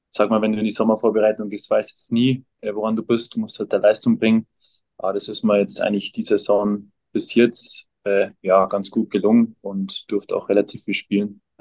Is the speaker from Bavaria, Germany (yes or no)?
yes; Kienberg, Bavaria, Germany; born there; Ja, genau. Ähm, Kienberg ist so, so 15 Minuten vom Chiemsee weg.